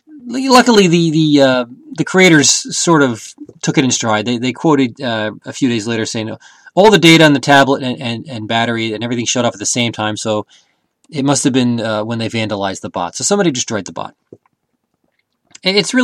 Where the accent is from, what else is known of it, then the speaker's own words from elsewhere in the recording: United States; I'm an American.